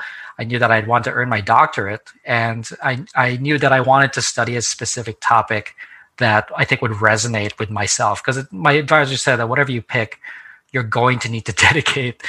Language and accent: English; New Jersey, United States; So I came back to the New York City area where I grew up because I'm from New Jersey originally.